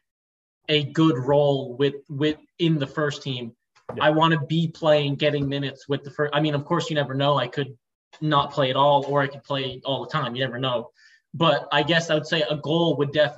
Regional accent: United States; also born or lived in Portugal; now in Italy; as an American

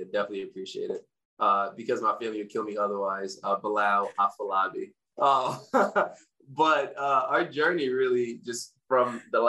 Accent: Windsor, Connecticut, United States; also born or lived in Africa / Hartford, Connecticut; we moved from Hartford to Windsor

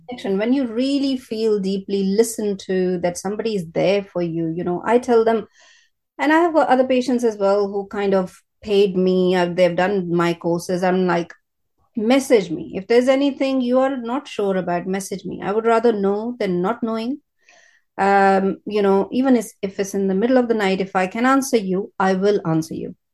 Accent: India; moved away as an adult; now in United Kingdom; I am from India. Yeah. Bo- born and brought up in India, first 25 years there, now 25 years in British Britain

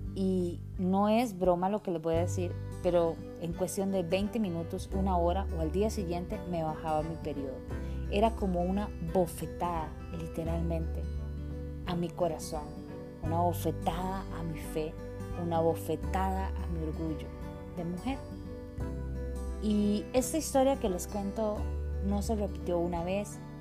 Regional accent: Costa Rica; vivía en un país tropical, Costa Rica

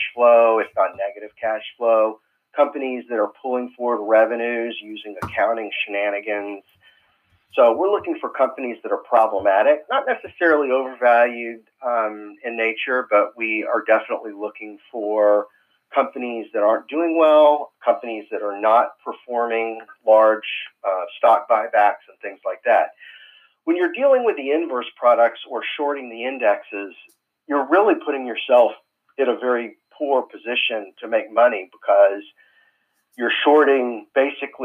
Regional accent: Fort Worth, Texas, United States; I grew up in Fort Worth, Texas

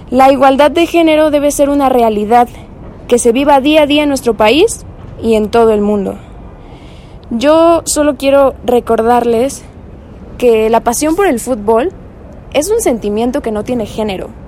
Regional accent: Mexico City, Mexico; soy de la Ciudad de México, curso el cuarto año de la licenciatura en médico cirujano

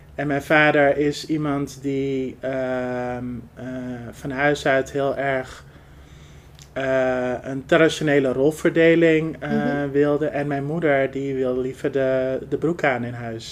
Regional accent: Netherlands; Ik ben van huis uit half Marokkaans en half Arbaans, maar mhm. wel geboren en getogen in Nederland.

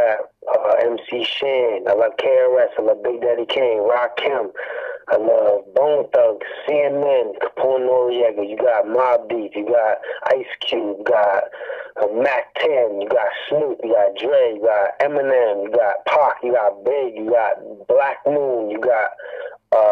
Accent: Hamilton, Ontario, Canada; I'm from Hamilton, Ontario, 350 Green Hill is my area

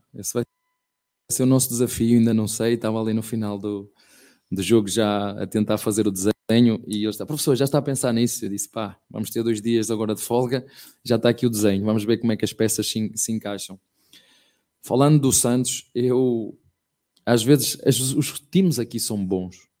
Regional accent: Penafiel, Porto District, Portugal; moved away as an adult; now in Brazil; até no Penafiel, que é uma, terrinha bem pequenina de onde eu venho

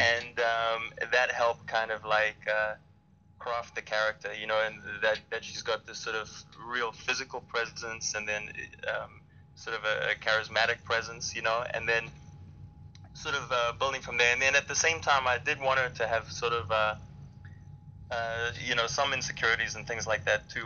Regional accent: Durban, KwaZulu-Natal, South Africa; I'm from Durban, South Africa, so that's on the Indian Ocean

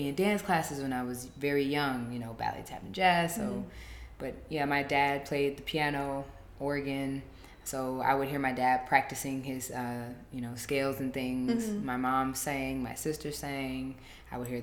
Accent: Southfield, Michigan, United States; moved away as an adult; also born or lived in Detroit, Michigan / Pittsburgh / Minneapolis / Paris; I was born in Detroit, Michigan, raised in Southfield, Michigan

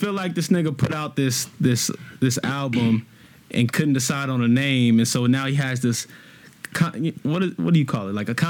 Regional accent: Inglewood, California, United States; I come from Inglewood, California.

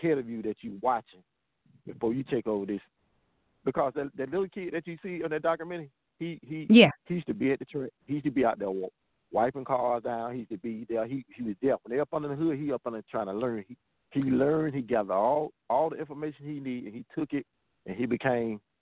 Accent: Tuskegee, Alabama, United States; now in Columbus, United States; I'm originally from Tuskegee, and I've been in Columbus like 23 years

